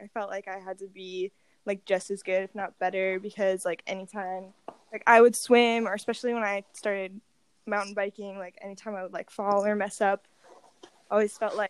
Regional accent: North Carolina, United States; moved away as an adult; now in Boise, United States; I'm originally from North Carolina. I like grew up in the outdoor industry out there.

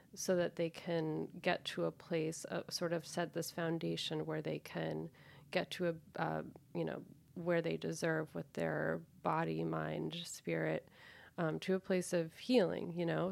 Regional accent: Danvers, Massachusetts, United States; I'm actually from Old Salem Village in in Massachusetts

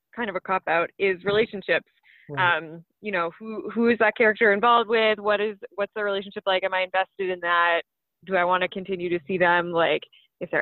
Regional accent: London, Ontario, Canada; London, Ontario, which is my hometown.

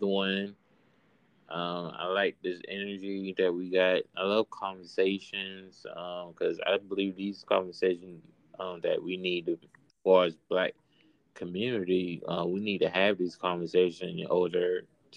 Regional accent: Georgia, United States; down south in Georgia, where I was born and raised here in Georgia

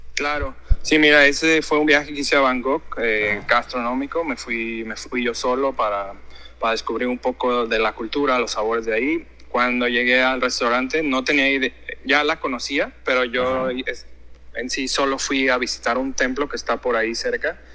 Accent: Guadalajara, Jalisco, Mexico; moved away as an adult; also born or lived in Mérida; now in Hong Kong; soy de Guadalajara de Guadalajara, Jalisco. Mi padre era de Colima y mi madre era de, Guadalajara. Este, crecí con la cocina de Jalisco

